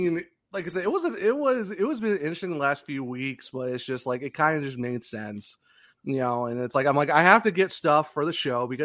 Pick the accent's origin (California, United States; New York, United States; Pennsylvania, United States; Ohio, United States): Ohio, United States; Just from being Ohio